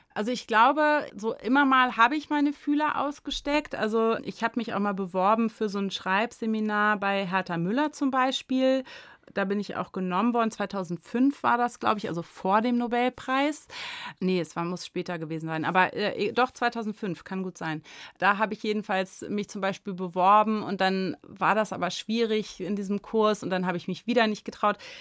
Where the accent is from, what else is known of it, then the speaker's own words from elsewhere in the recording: Göttingen, Lower Saxony, Germany; also born or lived in Bad Gandersheim; in Göttingen tatsächlich, wo ich geboren bin.